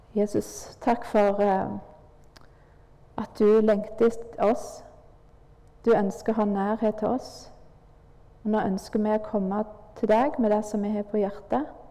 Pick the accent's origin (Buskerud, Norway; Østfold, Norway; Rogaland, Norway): Rogaland, Norway; Nærbø; Jeg eh, vokste opp på Tryggheim. Far, far min var vaktmester